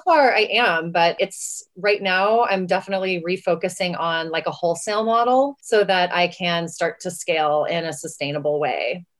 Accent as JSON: {"language": "English", "region": "West Texas", "country": "United States", "said": "I'm from West Texas"}